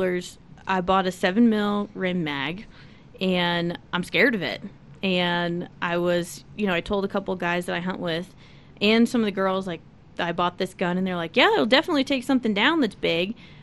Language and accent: English; St. Louis, Missouri, United States; moved away; I'm from St. Louis